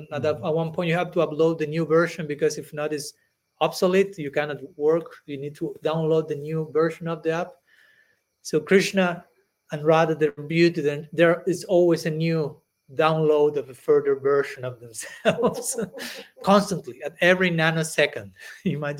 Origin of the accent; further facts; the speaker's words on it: Argentina; moved away; I was born in Argentina